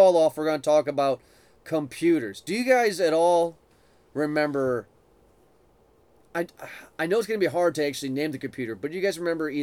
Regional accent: Swanton, United States; Swanton, my hometown and where we live now

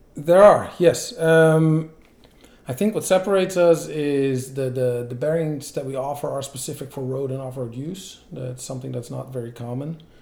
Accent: Netherlands; moved away as an adult; also born or lived in Belgium / United States; I grew up in the Netherlands okay. and I moved to Belgium for work in 2004

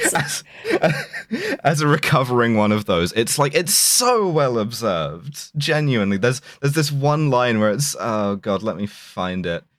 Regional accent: London, United Kingdom; growing up in South London

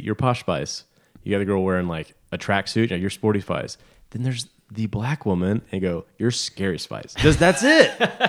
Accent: Stone Mountain, Georgia, United States; I'm from Stone Mountain, so … for a long time.

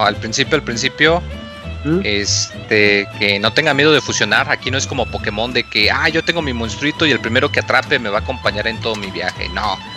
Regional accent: Mexico

